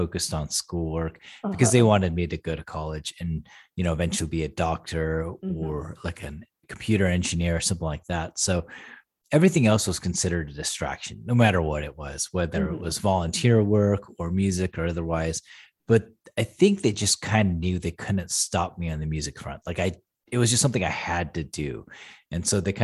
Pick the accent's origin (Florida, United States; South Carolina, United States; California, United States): California, United States; San Diego; moved away as an adult; also born or lived in Portland, Oregon; I grew up in San Diego, California, kind of the early 80s